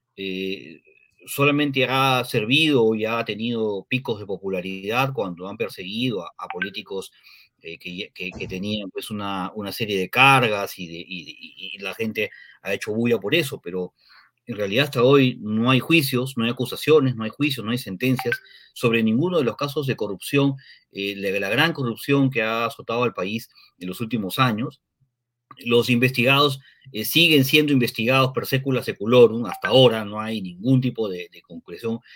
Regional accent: Peru; somos peruanos y los peruanos tenemos otra forma de hacer las cosas

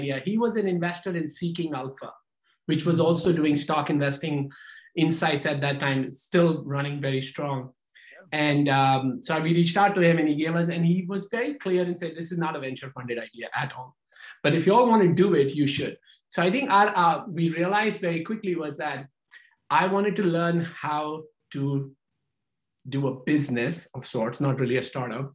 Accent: India; moved away as an adult; now in United States; we come from India, we get a master's degree in engineering, and then we become an engineer

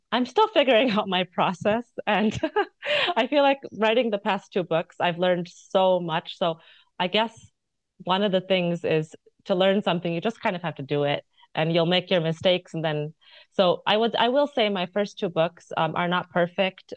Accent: United States; moved away as an adult; also born or lived in India (mother's origin); now in Occitanie, France; as an American

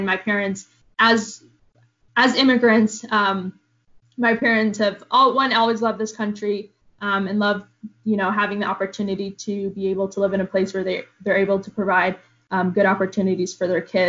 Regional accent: Indianapolis, Indiana, United States; born or raised there; English is a second language; also born or lived in Jordan

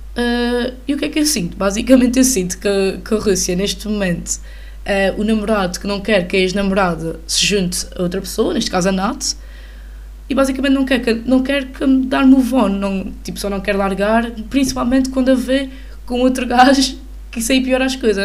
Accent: Portugal; enquanto portuguesa

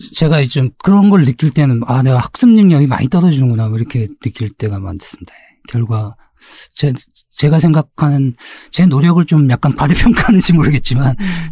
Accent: South Korea; 저도 한국 사람이기 때문에

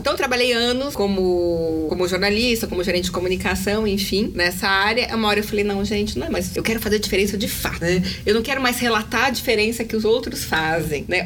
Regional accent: São Paulo, Brazil; eu sou de São Paulo, tenho 42 anos

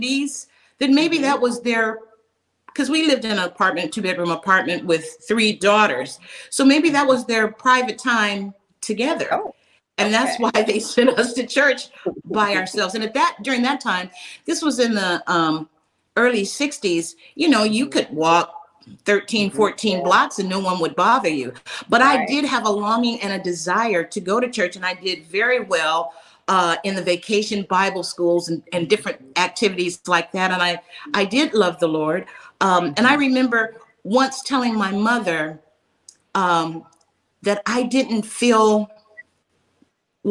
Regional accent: Birmingham, Alabama, United States; now in California, United States; I was born in Birmingham, Alabama

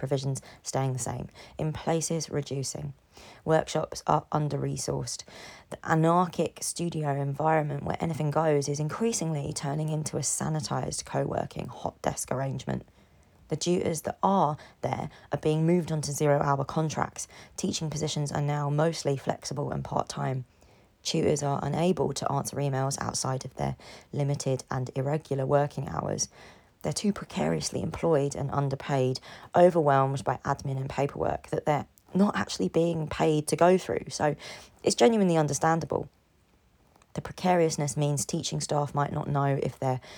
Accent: London, United Kingdom; London is a city I implicitly care about and am more able to speak about because I'm in it. It's my hometown.

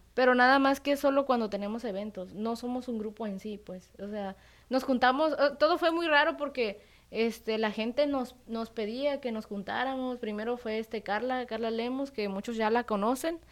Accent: La Trinitaria, Chiapas, Mexico; soy chapaneca de la Trinitaria

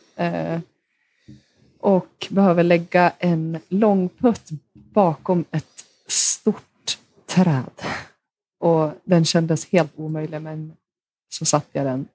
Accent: Hofors, Gävleborg County, Sweden; där spelade jag två år tror jag, hemma i Hofors

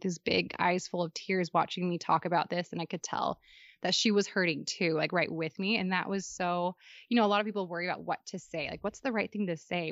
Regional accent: Western Washington, United States; now in Utah, United States; I grew up in Western Washington

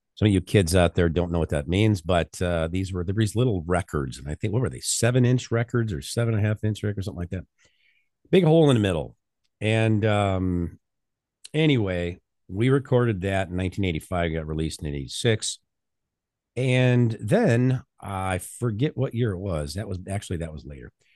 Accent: North Central Illinois, United States; I grew up on the farm, uh, in the middle of nor-, what was it, North Central Illinois

